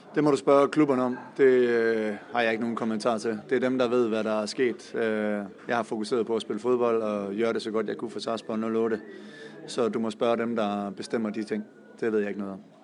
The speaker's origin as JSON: {"language": "Danish", "country": "Denmark", "moved": "as an adult", "lives_now": "Sarpsborg, Norway", "said": "jeg kommer også fra Danmark"}